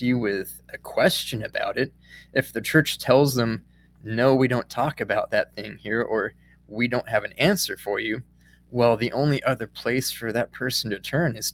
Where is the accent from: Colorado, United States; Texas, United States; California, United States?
Colorado, United States; now in Missouri, United States; I live in Missouri now, but I grew up in Colorado